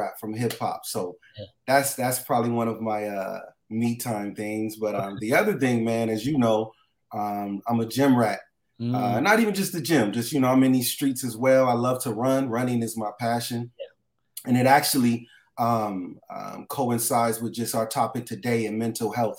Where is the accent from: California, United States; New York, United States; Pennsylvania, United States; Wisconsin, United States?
California, United States; Los Angeles; I grew up in Los Angeles, California, different areas, West LA, South Central, Watts, all the way to Long Beach